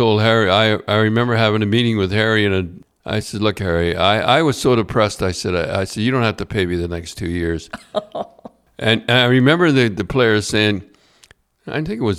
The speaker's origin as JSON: {"language": "English", "country": "Canada", "tie": "born there", "said": "Now, I was born in Canada."}